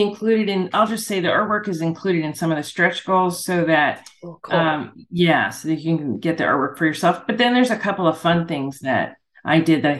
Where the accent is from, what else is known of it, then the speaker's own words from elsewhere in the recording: Ireland; It's …. Good for you. And it's an Irish word. I'm Irish. And it's an Irish word for wealthy protector.